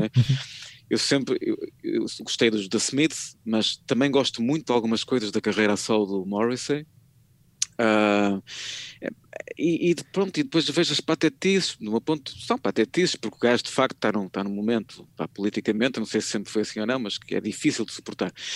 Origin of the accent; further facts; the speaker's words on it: Porto, Norte, Portugal; eu sou do Porto